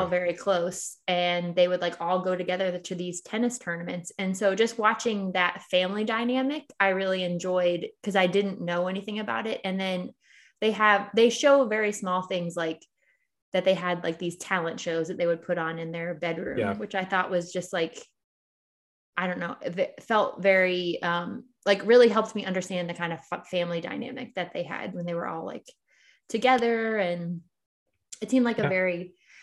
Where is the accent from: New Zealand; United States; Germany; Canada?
United States; Philadelphia, Pennsylvania; Our hometown hero, Will Smith.